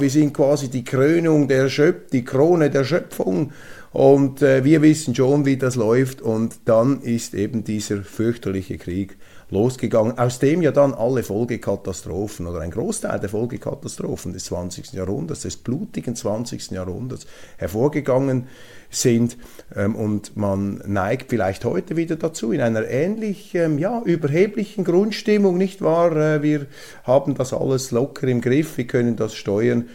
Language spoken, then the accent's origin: German; Zurich, Switzerland; ich bin ja Zürcher mit Migrationshintergrund